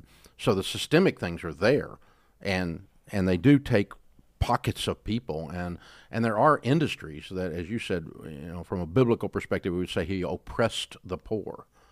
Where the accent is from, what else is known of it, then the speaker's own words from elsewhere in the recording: the South, United States; accent: Southern; I'm from the South and I have a Southern accent